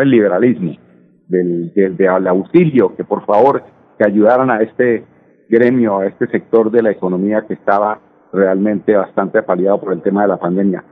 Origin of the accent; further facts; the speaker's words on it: Colombia; somos nosotros los colombianos